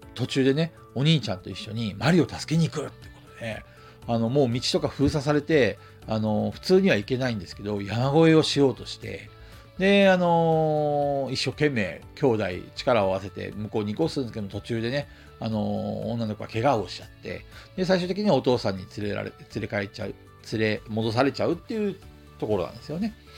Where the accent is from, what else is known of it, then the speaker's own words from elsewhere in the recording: Hokkaido, Japan; moved away; also born or lived in Tokyo; 僕、北海道の生まれなんで